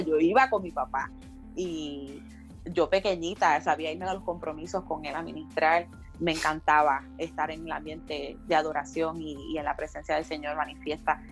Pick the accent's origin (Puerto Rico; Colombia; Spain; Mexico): Puerto Rico; Canóvanas; also born or lived in Río Grande; allí crecí ah, la mayor parte de mi niñez y, parte de mi adolescencia en el barrio Campo Rico de Uy de Canovanas